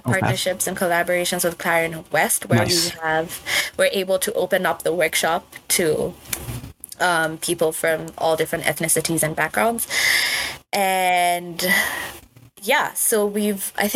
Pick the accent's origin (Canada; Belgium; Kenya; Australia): Kenya; moved away as an adult; I'm from Kenya